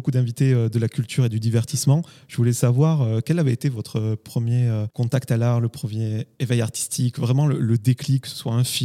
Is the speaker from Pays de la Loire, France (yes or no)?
no; Vernouillet, Île-de-France, France; Des Yvelines